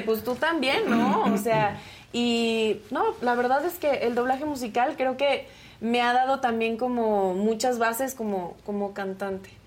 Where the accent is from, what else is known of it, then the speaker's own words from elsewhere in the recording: Querétaro, Mexico; Yo soy de Querétaro